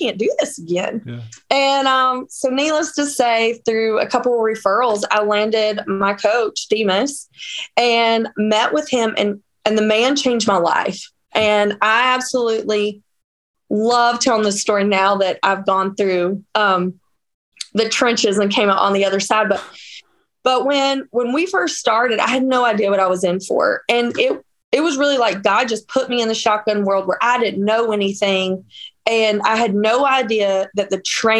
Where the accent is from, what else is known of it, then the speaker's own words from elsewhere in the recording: Northeast Georgia, United States; now in Wisconsin, United States; And I am from Georgia. I'm from Northeast Georgia